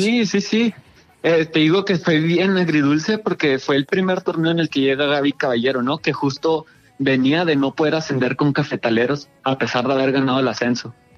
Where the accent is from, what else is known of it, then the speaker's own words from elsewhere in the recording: Ciudad Juárez, Chihuahua, Mexico; somos de Ciudad Juárez